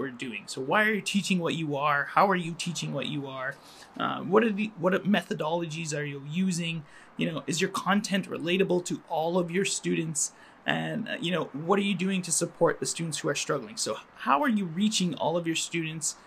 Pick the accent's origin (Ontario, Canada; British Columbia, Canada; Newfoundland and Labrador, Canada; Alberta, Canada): Alberta, Canada; Calgary; moved away as an adult; also born or lived in Montreal / Finland; now in Toronto, Canada; I grew up in Calgary and I was raised as a Muslim